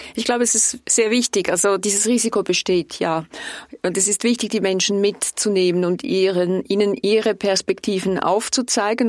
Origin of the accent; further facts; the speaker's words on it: Switzerland; Ich wurde Diplomatin, weil ich stolz bin auf unser Land